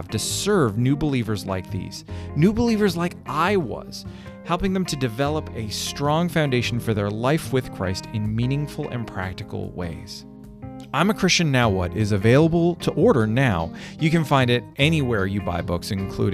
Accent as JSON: {"language": "English", "country": "Canada", "moved": "as an adult", "lives_now": "United States", "said": "I'm from Canada"}